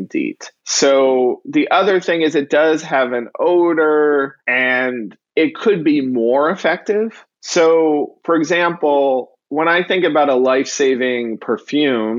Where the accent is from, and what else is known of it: New York City, New York, United States; born or raised there; moved away as an adult; now in Miami, United States